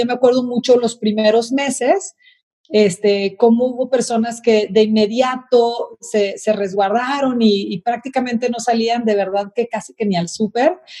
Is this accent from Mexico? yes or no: yes; Mexico; los mexicanos somos muy solidarios